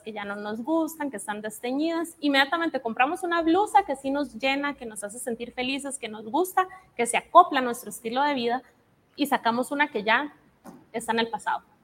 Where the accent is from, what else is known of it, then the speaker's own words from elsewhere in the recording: Costa Rica; moved away as an adult; now in Guatemala; Yo soy costarricense. Entonces, hace tres me vine a vivir a Guate